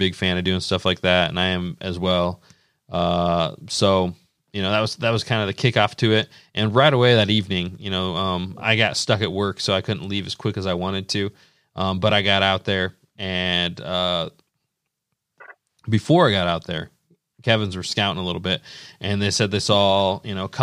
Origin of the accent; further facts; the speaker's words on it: Indiana, United States; Indiana will always be like my home state